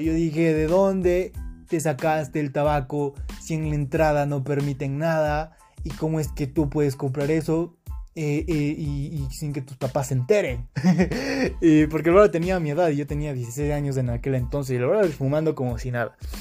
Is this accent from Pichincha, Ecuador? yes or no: yes; Quito, Pichincha, Ecuador; soy de Quito, Ecuador